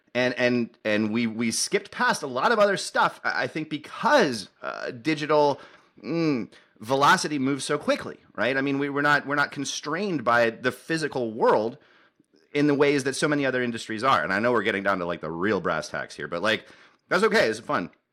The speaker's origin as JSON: {"language": "English", "country": "United States", "said": "I'm an American engineer"}